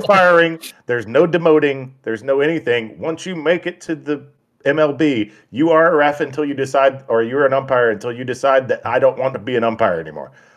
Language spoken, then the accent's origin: English; United States; we're American